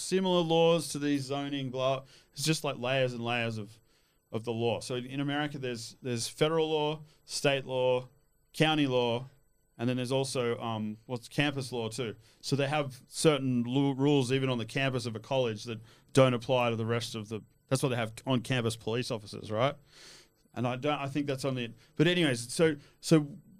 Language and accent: English; Australia; also born or lived in Switzerland; Yeah, I grew up in Australia, but I lived all over the world.